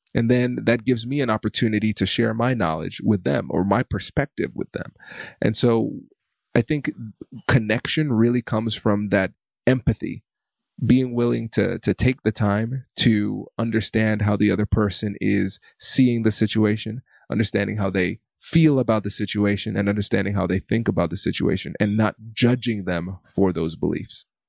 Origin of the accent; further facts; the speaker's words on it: United States; growing up in America